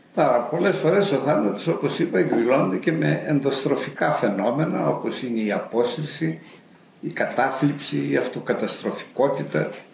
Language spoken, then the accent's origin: Greek; Macedonia, Greece; moved away as an adult; also born or lived in England; στη Μακεδονία που γεννήθηκα εγώ